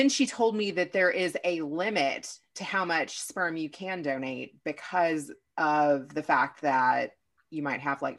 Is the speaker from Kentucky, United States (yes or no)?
yes; Kentucky, United States; moved away; also born or lived in Louisville; So I used to live in Louisville. I'm from Kentucky.